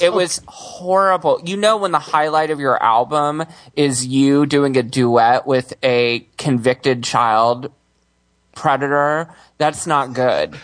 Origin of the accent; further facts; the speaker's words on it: Houston, Texas, United States; moved away; I grew up in Houston